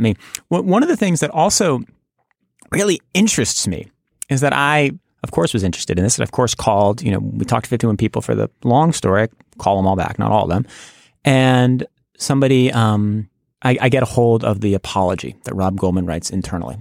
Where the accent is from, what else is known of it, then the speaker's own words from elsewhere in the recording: United States; as an American